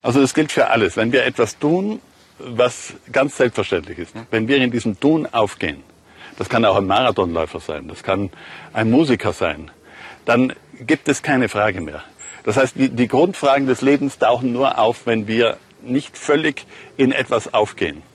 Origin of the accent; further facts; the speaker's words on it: Puster Valley, South Tyrol, Trentino-Alto Adige, Italy; ich bin äh, gebürtiger Pustertal, also Südtiroler. Und da sind wir schon eigentlich von der Natur aus mit Bergen umgeben.